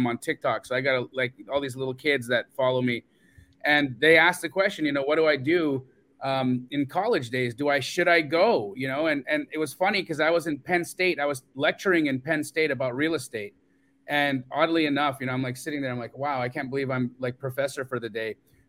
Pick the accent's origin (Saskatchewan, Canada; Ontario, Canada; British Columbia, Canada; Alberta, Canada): Alberta, Canada; Calgary; moved away; I'm a dual citizen. I grew up in Calgary, Alberta.